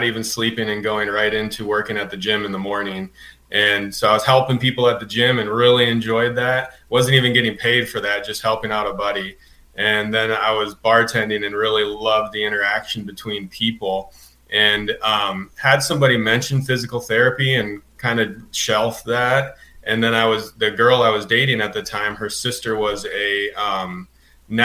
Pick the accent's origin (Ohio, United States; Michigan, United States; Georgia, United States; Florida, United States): Michigan, United States; moved away as an adult; also born or lived in Indiana / Pinehurst, North Carolina; now in Asheville, United States; originally I'm from Michigan, and kind of worked my way down through Indiana school